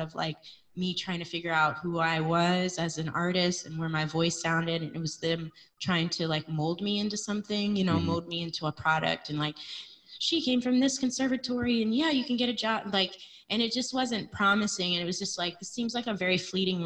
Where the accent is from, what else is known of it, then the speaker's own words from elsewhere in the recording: Harrisburg, Pennsylvania, United States; moved away; I grew up in Harrisburg, Pennsylvania